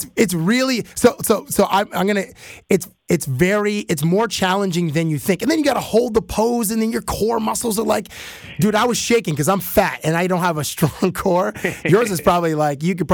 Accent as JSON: {"language": "English", "country": "Canada", "said": "I'm from Canada"}